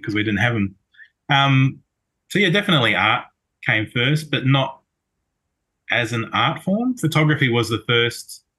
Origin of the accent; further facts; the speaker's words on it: New Zealand; now in Melbourne, Australia; I'm from Melbourne, originally from New Zealand